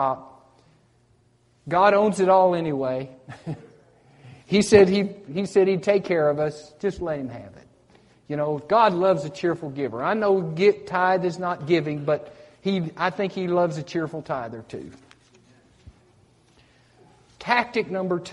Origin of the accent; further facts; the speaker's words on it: United States; I grew up on the Tennessee River